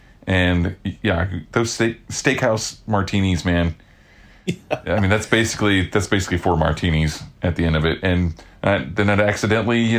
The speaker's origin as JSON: {"language": "English", "region": "Oklahoma", "country": "United States", "said": "I'm from Oklahoma"}